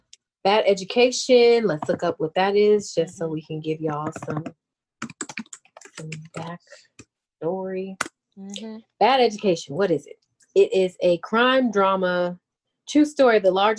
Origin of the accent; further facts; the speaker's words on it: the South, United States; I'm from the South.